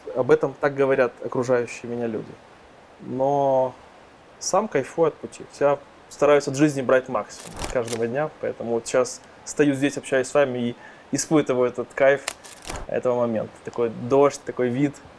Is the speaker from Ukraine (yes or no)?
yes; Odesa, Odesa Oblast, Ukraine; moved away as an adult; now in Carpathians, Ukraine; Я из Одессы.